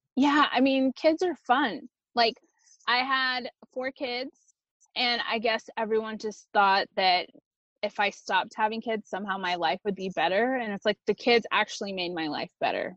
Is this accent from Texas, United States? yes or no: yes; Texas, United States; first language Spanish; English is a second language; From the age of three until 15, I grew up in a small Texas rural town south of San Antonio.